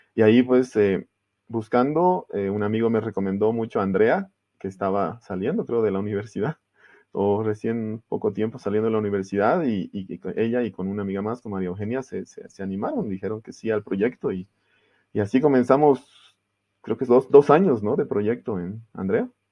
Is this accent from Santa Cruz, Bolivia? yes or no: yes; Santa Cruz de la Sierra, Santa Cruz, Bolivia; also born or lived in Germany; en Bolivia, y fui a Alemania a estudiar. Estuve fuera desde el 97 hasta el 2008 que regresé al país